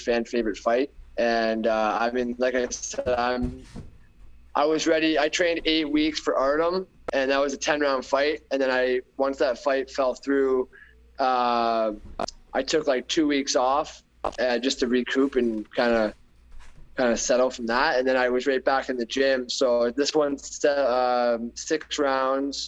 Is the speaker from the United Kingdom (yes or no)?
no; Canada; Canada and my hometown